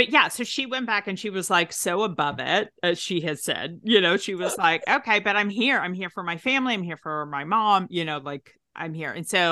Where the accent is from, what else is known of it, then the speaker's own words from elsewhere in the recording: Tennessee, United States; accent: Southern; So I am originally from Tennessee.